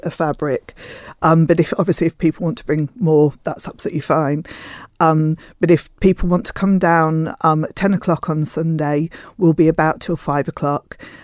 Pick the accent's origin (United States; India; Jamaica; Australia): Australia; moved away; I am actually Australian